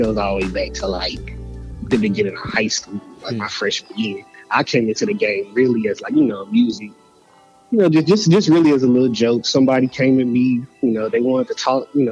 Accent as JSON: {"language": "English", "town": "Memphis", "region": "Tennessee", "country": "United States", "said": "I'm from Memphis, and I didn't know I had an accent"}